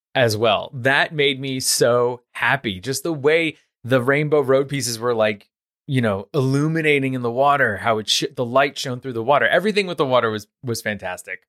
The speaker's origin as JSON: {"language": "English", "town": "New York City", "region": "New York", "country": "United States", "tie": "born or raised there", "said": "I grew up in Queens, New York"}